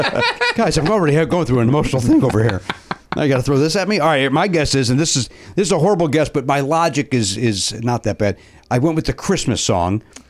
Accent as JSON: {"language": "English", "town": "Chicago", "region": "Illinois", "country": "United States", "accent": "Chicago", "said": "my Chicago accent"}